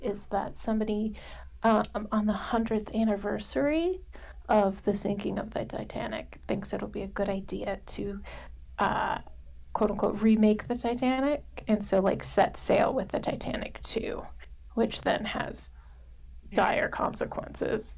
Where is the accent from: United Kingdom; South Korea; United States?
United States; Southern California; I grew up in Southern California